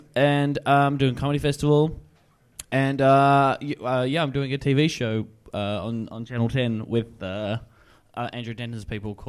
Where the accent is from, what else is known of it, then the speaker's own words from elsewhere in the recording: Warrnambool, Victoria, Australia; also born or lived in Melbourne, Australia; now in Sydney, Australia; I'm from country Victoria, from Warrnambool. And then I lived in Melbourne, and now I live in Sydney.